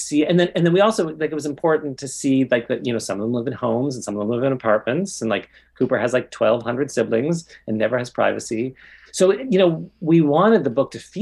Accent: Toronto, Ontario, Canada; I grew up in Toronto.

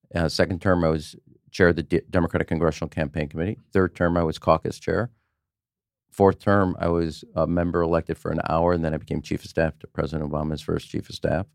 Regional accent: Chicago, Illinois, United States; I'm from Chicago

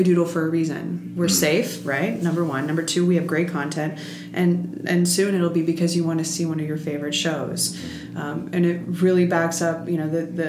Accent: New York, United States; I'm a New Yorker

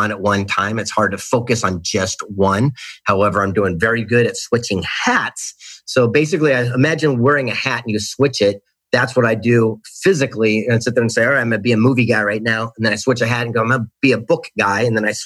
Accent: Del Mar, California, United States; now in Carlsbad, United States; San Diego, California, the mean streets of a place called Del Mar along the beach.

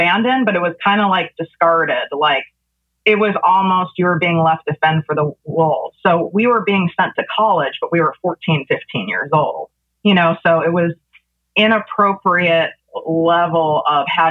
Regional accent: Chicago, Illinois, United States; now in Calabasas, United States; I grew up in North Shore, Chicago

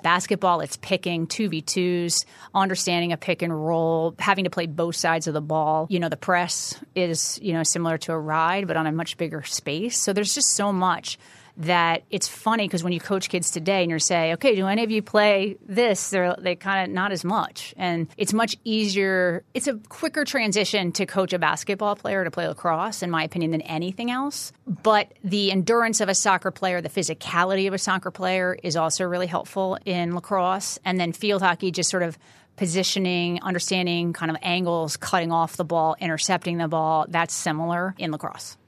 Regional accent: Chatham, New Jersey, United States; I'm from North Jersey, Chatham, New Jersey

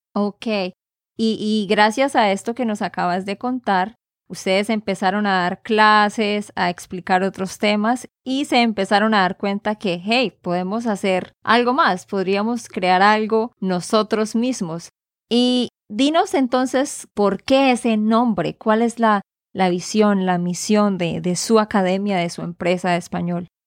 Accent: Santander, Colombia; de Santander, Colombia

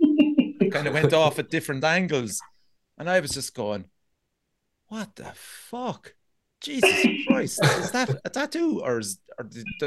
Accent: Ireland; I'm from York, which is a seaside town

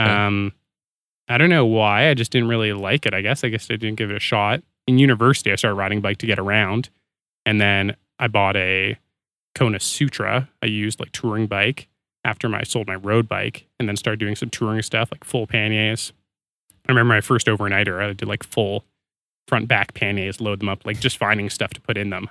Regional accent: Canada; I'm Canadian.

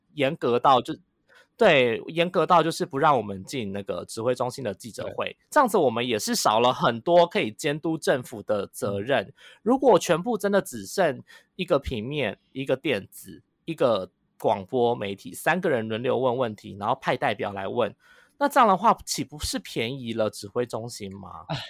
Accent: Taiwan; 大家全世界都在看我们台湾在怎么控制这个

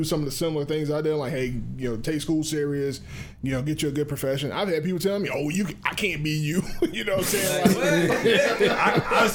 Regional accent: Morven, Georgia, United States; I'm from Morven

